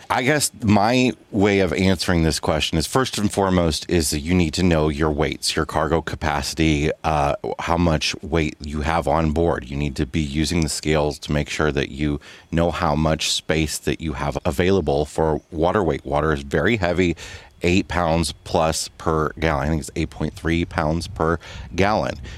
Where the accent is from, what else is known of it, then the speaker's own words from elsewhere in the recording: Midwest, United States; moved away as an adult; we thought we grew up in the Midwest